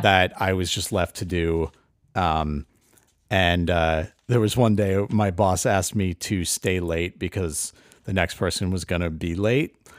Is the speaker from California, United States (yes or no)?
no; Connecticut, United States; I, I grew up in Connecticut, and, uh, I, my town was, you know, ninety-nine percent white.